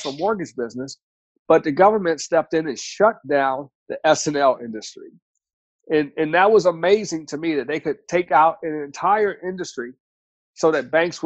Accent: Washington, District of Columbia, United States; So I grew up in Washington, D.C., and Washington, D.C. is a government, military, and education town

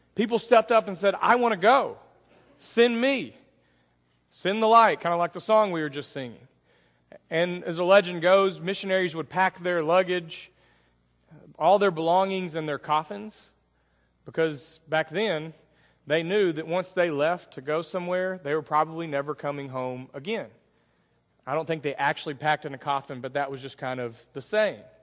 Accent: Greenville, Texas, United States; I grew up in Greenville, Texas

